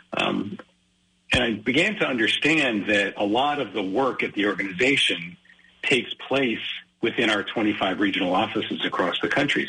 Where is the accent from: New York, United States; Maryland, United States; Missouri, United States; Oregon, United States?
New York, United States; Great Neck; also born or lived in Rochester, New York / Brunswick, Maine; we moved to Great Neck. Um, so I grew up the rest of my childhood on Long Island